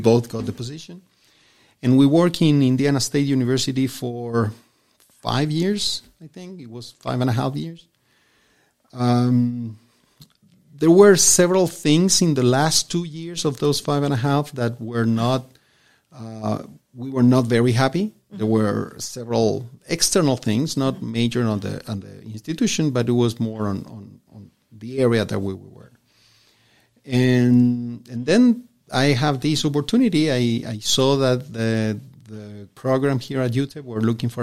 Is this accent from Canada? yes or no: no; Chile; moved away as an adult; now in El Paso, United States; I was born and raised in Chile.